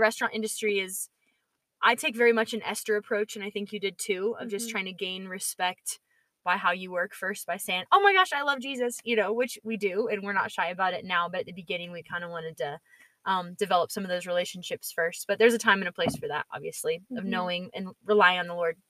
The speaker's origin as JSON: {"language": "English", "region": "Georgia", "country": "United States", "said": "from Georgia, so I'm a real peach"}